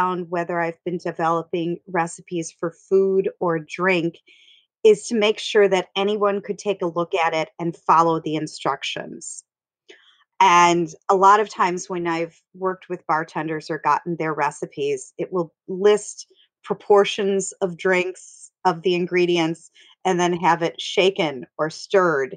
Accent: Wisconsin, United States; I'm from Wisconsin

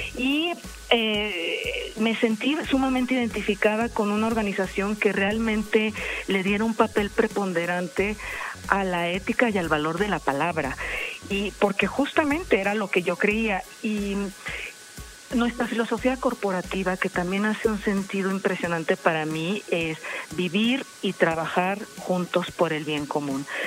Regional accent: Mexico; representar a mi país

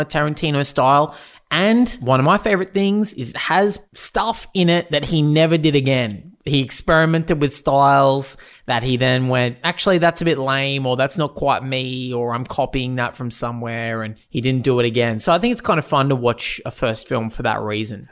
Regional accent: Australia; Proud Australian. We're both proud Australians

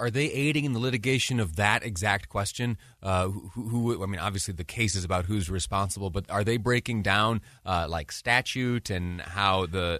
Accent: Utah, United States; also born or lived in Washington, D.C.; When I was back in Washington, D.C., folks would know that I was from Utah.

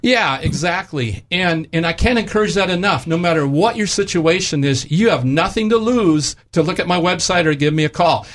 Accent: Wisconsin, United States; moved away; my home state of Wisconsin

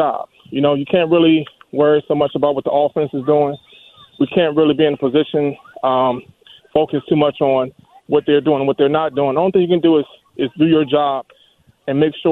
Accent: Surry County, Virginia, United States; I'm from Surrey County

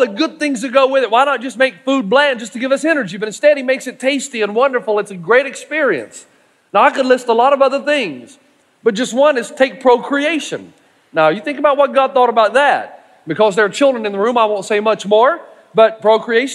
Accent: East Tennessee, United States; I'm from East Tennessee

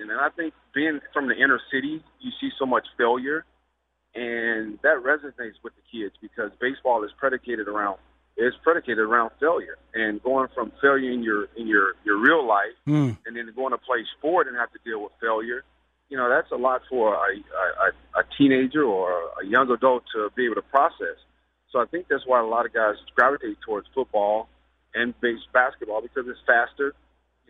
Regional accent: Indiana, United States; growing up in Indiana where basketball is the king

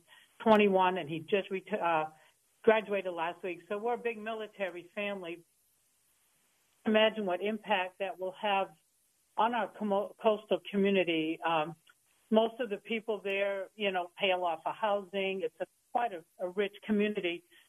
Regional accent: Maine, United States; moved away as an adult; also born or lived in southwest Florida; now in Florida, United States; I'm from Maine. I moved to southwest Florida 16 years ago.

